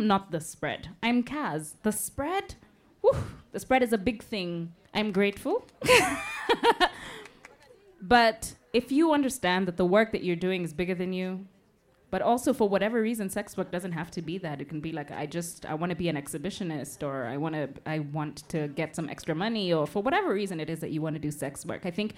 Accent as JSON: {"language": "English", "country": "Kenya", "said": "A Kenyan. As a Kenyan queer woman."}